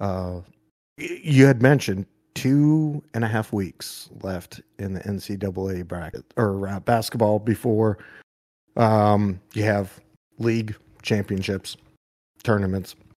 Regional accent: New Hampshire, United States; when I grew up in New Hampshire

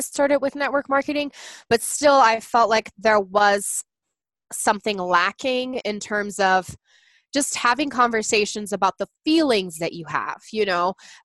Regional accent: Brazil; English is a second language; moved away as an adult; now in United States; I'm actually from Brazil. I was born there and raised there, and I married an American and moved to the United States in 2010

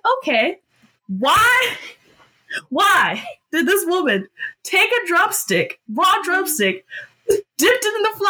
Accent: Georgia, United States; I was born and bred in Georgia

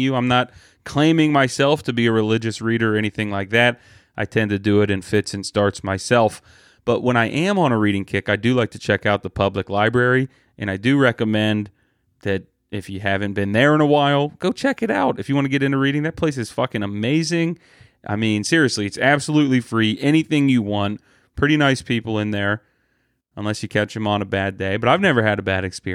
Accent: Columbus, Ohio, United States; here in my hometown

